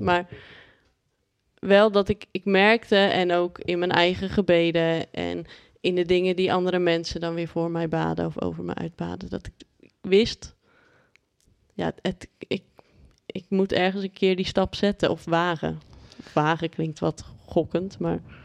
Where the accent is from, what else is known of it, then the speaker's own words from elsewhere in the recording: Haastrecht, South Holland, Netherlands; now in Amsterdam, Netherlands; ik ben opgegroeid in Haastrecht. Daar hadden we meer, hebben we meer koeien dan mensen